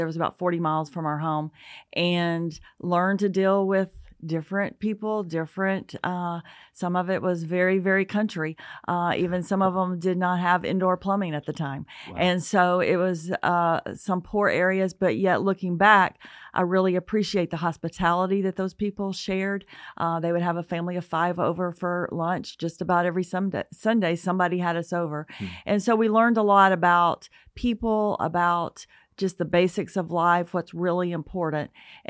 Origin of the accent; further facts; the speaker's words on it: Alabama, United States; Well, I grew up in North Alabama in the Huntsville, Athens area, and I was fortunate to attend Athens Bible School K through 12.